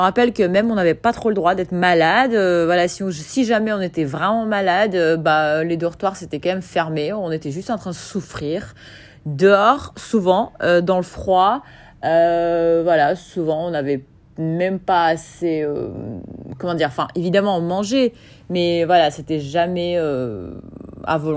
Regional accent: Kyiv, Ukraine; Euh, je venais d'Ukraine, euh, de Kiev.

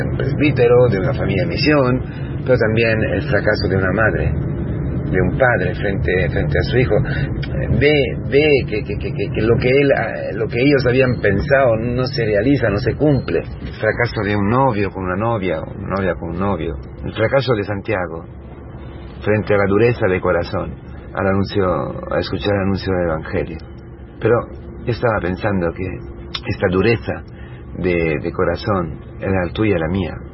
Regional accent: Italy; Spanish is a second language; moved away; siendo italiano

